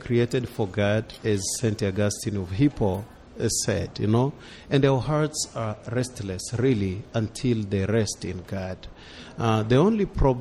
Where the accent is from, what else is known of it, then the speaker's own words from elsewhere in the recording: Tanzania; moved away as an adult; now in United States; I come from Africa